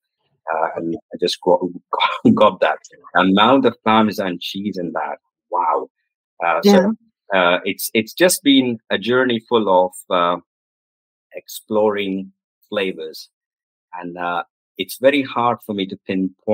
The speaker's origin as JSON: {"language": "English", "town": "Pimpri", "region": "Maharashtra", "country": "India", "tie": "born or raised there", "also_born_or_lived": "United States / France", "moved": "yes", "lives_now": "United Kingdom", "said": "I was born in a very in Pimpri. So this is near Pune, western part of India"}